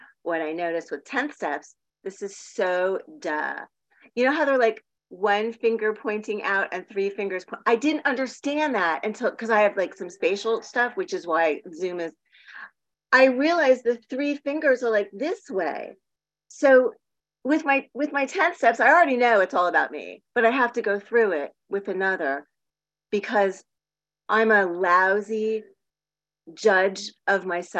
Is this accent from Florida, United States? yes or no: yes; Miami Beach, Florida, United States; also born or lived in Palm Springs / San Diego; now in Portland, United States; So I grew up in Miami Beach, then Palm Springs, then San Diego.